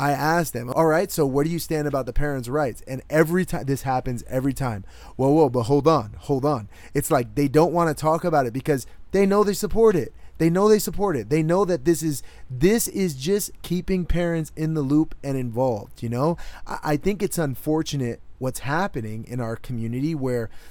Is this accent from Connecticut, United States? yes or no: yes; Connecticut, United States; moved away; my home state in Connecticut